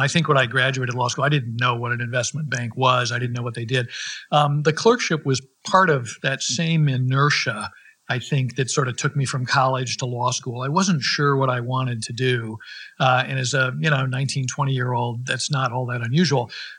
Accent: Minnesota, United States; moved away as an adult; also born or lived in Massachusetts; now in San Francisco, United States; I grew up in Minnesota, and I went off to college and law school at Harvard. And I came to San Francisco, where we're sitting today, right out of law school.

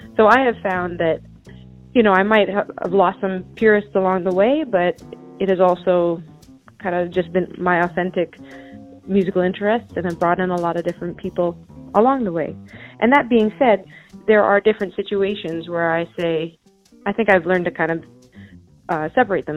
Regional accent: Chilliwack, British Columbia, Canada; I grew up in uh, British Columbia, Canada, uh, about 90 miles east of Vancouver, so way on the west coast, and it's from in a town called Chilliwack

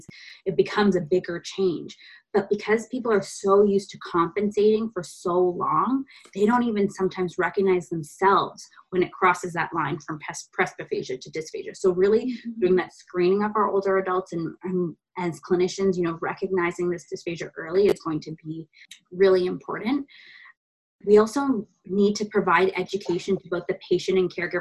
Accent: India; moved away; we're Indian

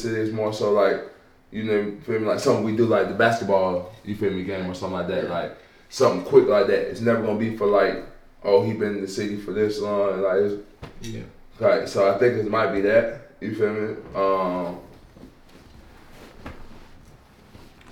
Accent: Leggett, North Carolina, United States; I'm from Leggett

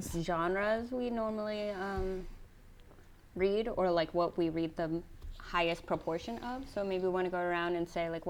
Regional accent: Pennsylvania, United States; moved away as an adult; now in San Diego, United States; I live in San Diego currently. I've been here for about a year. I'm originally from Pennsylvania, but I was in the military, so I've been all over the place, both within the United States and I've been a few places internationally as well.

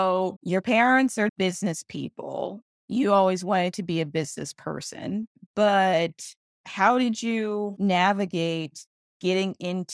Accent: San Francisco, California, United States; I grew up in San Francisco and the same thing. It's completely different than what I remember it being like. So I'm across the bridge now.

